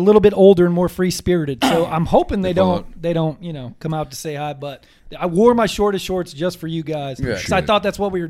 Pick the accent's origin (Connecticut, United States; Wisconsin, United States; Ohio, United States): Ohio, United States; Toledo; moved away as an adult; now in East Coast, United States; Yes, I'm from Toledo, Ohio. I grew up, I lived there for 18 years and then went away to school at Ohio University.